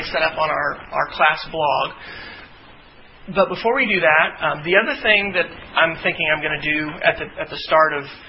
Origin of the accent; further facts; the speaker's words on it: Kansas, United States; moved away; I grew up in Kansas. That's where my hometown is